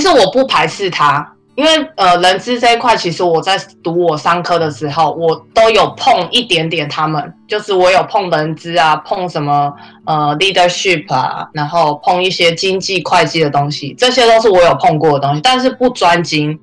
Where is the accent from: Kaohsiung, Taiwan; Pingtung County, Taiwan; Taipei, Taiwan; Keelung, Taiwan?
Keelung, Taiwan; moved away as an adult; also born or lived in Minnesota, United States; now in Canada; 我是基隆人嘛，那我要到台北去上班，那我就通勤了两年